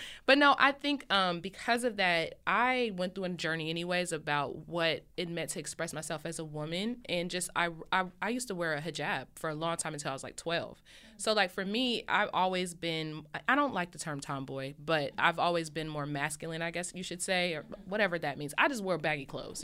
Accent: Columbus, Ohio, United States; moved away as an adult; now in California, United States; I'm originally from Columbus, Ohio. I've been living in Cali for six years

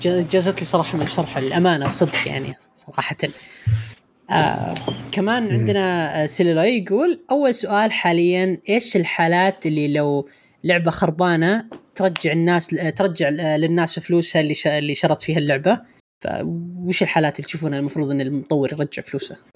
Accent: Riyadh, Riyadh Province, Saudi Arabia; عندنا في الرياض

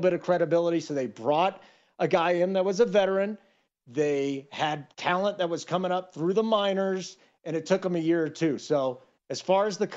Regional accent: Chicago, Illinois, United States; I grew up in Chicago, suburban

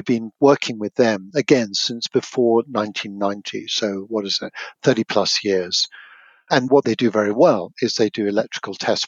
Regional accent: United Kingdom; moved away as an adult; now in Portland, United States; a Brit, even after 20 plus years

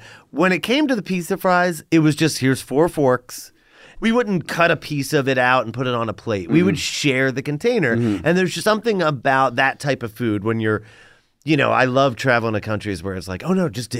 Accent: Philadelphia, Pennsylvania, United States; moved away as an adult; also born or lived in Abington, Pennsylvania; now in Los Angeles, United States; I grew up in Philly.

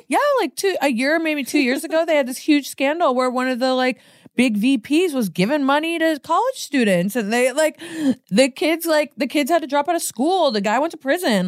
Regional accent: Portland, United States; moved away as an adult; now in Los Angeles, United States; I'm from Portland.

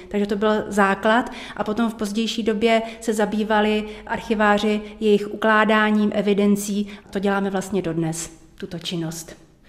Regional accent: Český Krumlov, South Bohemian Region, Czechia; já jsem přímo rodačka z Českého Krumlova

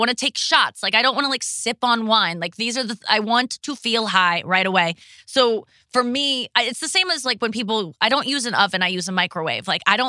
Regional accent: Ohio, United States; now in St. Louis, United States; I'm from Ohio too. But I moved to St. Louis from Ohio

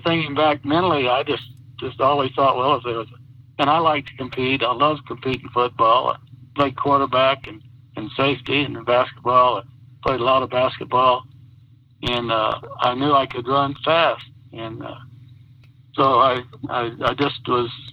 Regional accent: Silver City, New Mexico, United States; also born or lived in Roswell, New Mexico; I was born in Roswell, but we moved to Roswell, to Silver City when I was 8

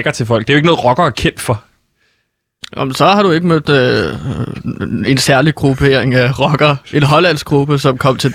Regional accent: Norway; Danish is a second language; det er fordi, at jeg er fra Norge, så min måde, når jeg prøver at snakke dansk, så går det lidt galt igen.

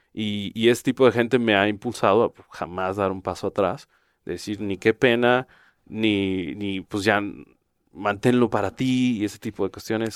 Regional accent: Jalisco, Mexico; Yo soy de Jalisco

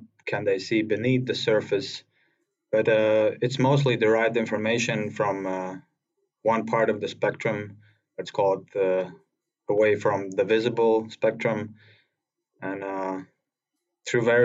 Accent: Latvia; I'm from Latvia, and it's relatively small country in the northeast part of Europe

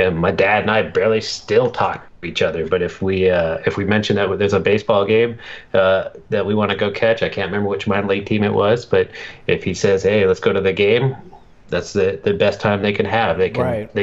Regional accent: Montana, United States; moved away as an adult; also born or lived in Billings, Montana; now in Washington State, United States; I'm living out in Washington State now, but I'm a Montana guy, born and raised near the Canadian border.

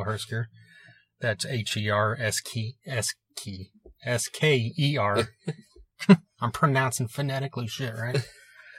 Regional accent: Tulsa, Oklahoma, United States

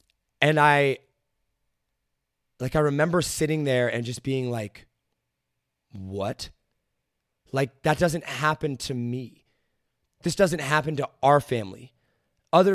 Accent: Midwest, United States; I understand that I am a white male growing up in Midwest America with a family whose parents are not divorced.

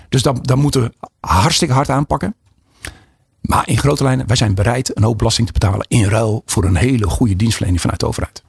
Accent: Alphen aan de Rijn, South Holland, Netherlands; ik kom uit Alphen aan de Rijn

